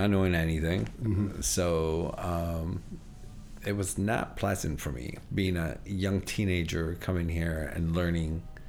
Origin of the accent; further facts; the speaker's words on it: Rochester, New York, United States; also born or lived in Italy; now in Buffalo, United States; I grew up in Rochester, New York.